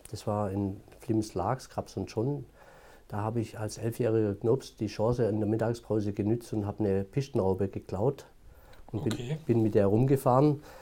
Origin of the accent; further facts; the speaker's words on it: Baden-Württemberg, Germany; born there; accent: Swabian; Auch nach 22 Jahren Entwicklungshilfe hört man das Schwäbische immer noch.